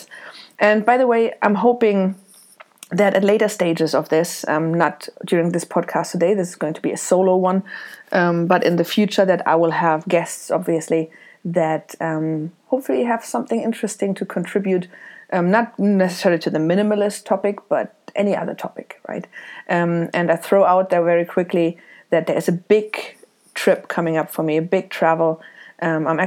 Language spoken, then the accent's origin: English; Germany; moved away as an adult; also born or lived in Isle of Man; now in Dublin, Ireland; I was born in Germany. I left in 2005 with a backpack to travel around the world